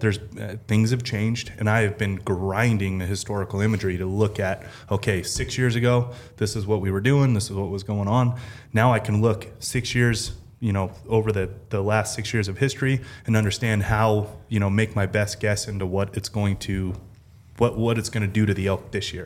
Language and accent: English; Nevada, United States; I'm born and raised in Nevada my whole life.